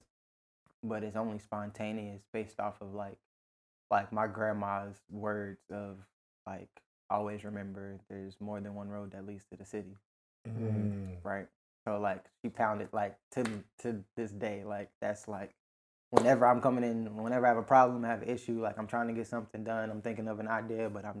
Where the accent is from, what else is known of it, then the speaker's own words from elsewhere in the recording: Virginia, United States; I feel like it might be a DMV thing in me